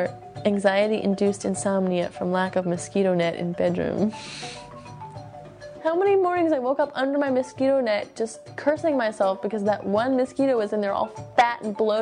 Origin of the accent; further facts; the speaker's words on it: United States; moved away as an adult; also born or lived in Benin; as an American with that passport, with that little blue passport